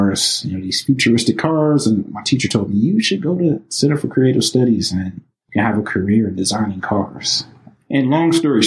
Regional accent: Highland Park, Michigan, United States; also born or lived in Detroit; born and raised in Highland Park, you know, also, you know, raised in the city of Detroit as well

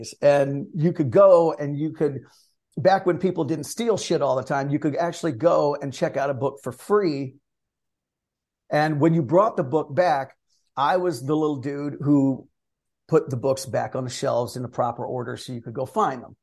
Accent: Northeastern Ohio, United States; I born and raised in Northeastern Ohio

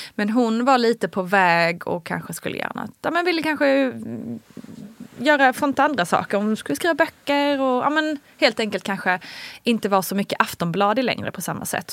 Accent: Småland, Sweden; moved away; also born or lived in Kalmar / Malmö; kommer jag ju från Småland

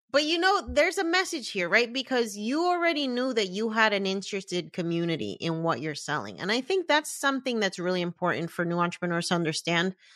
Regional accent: Puerto Rico; a fellow Boricua

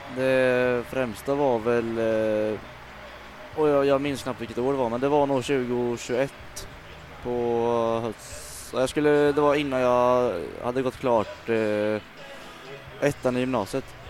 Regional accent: Falun, Dalarna County, Sweden; also born or lived in Mjölby; uppe i Falun där jag växte upp

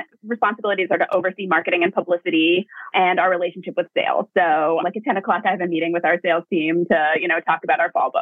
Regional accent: Hastings-on-Hudson, New York, United States; So I grew up in Westchester. I'm from Hastings-on-Hudson and I went to Hastings High School.

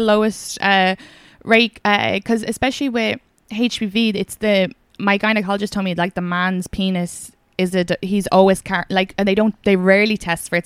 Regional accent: Kildare, Leinster, Ireland; was from Kildare

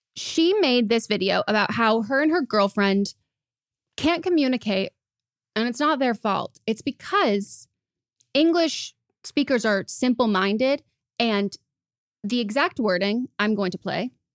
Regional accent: United States; as an American

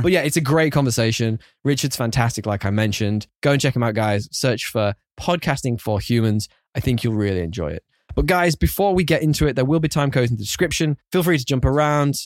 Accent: United Kingdom; being a Brit, it's way against my cultural heritage

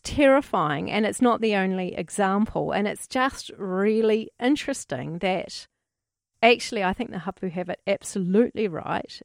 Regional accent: New Zealand

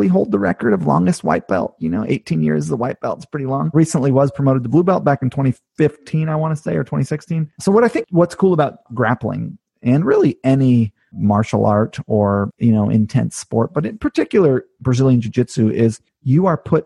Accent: California, United States; also born or lived in Hawaii; now in upstate New York, United States; I grew up in California mostly

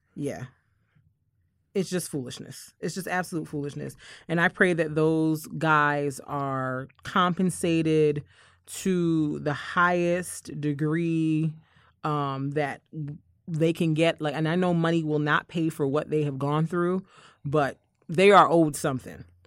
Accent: Barbados; moved away; as a kid growing up in Barbados

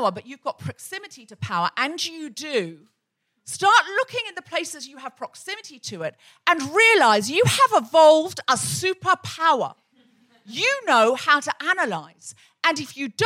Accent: Australia; someone I grew up with in Australia

